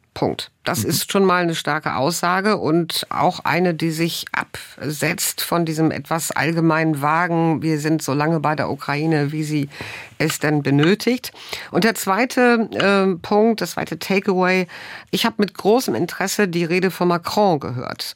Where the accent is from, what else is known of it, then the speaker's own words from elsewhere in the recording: Germany; wir als Deutsche